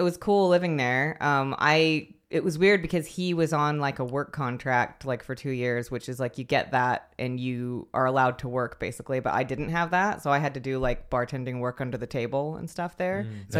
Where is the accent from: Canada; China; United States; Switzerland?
United States; West Coast; also born or lived in New York; I lived in New York. I'm from the West Coast of the US, and I lived in New York for like 5 years